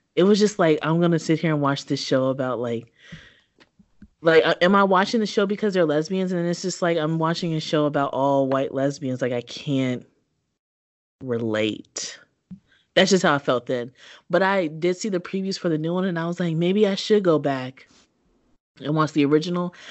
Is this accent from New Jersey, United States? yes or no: no; Kentucky, United States; As a child, I grew up in Kentucky.